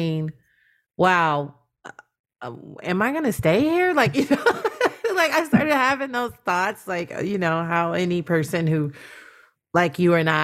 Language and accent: English; United States; it's apparent that I'm American